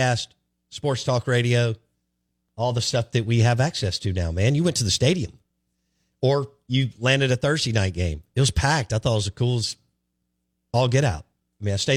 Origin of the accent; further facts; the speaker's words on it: Jackson, Mississippi, United States; I'm from Jackson. I lived in Jackson, lived in Belhaven, loved it, every single bit of it